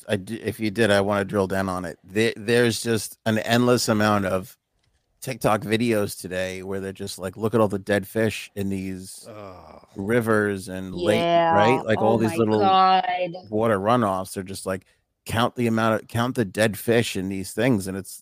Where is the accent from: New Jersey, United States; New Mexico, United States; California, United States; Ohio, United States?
Ohio, United States; I'm from Ohio and never heard of this.